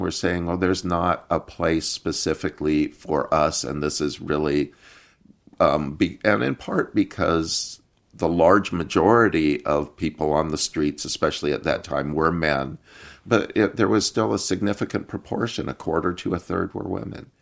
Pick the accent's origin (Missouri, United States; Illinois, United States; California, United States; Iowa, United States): Iowa, United States; moved away as an adult; also born or lived in Seattle; I grew up in Iowa in a family of Turkish, uh, American immigrants, and, um, moved to Seattle in nineteen eighty-eight.